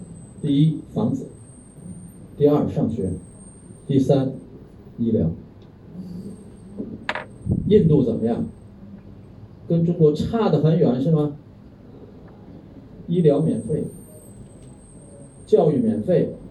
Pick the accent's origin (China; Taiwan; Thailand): Thailand; Chinese is a second language; 我们有多少泰国人自己都没有看看自己的国家，是吧？去让外国人去看，现在正好外国人不来，我们泰国人自己去看吧，自己去玩吧，对不对？支持我们自己的国家不是很好。